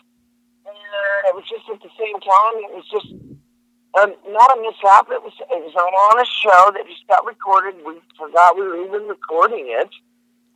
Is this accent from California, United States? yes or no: yes; Georgetown, California, United States; moved away; also born or lived in Oklahoma / Texas; in Northern California, in Georgetown, where I was from.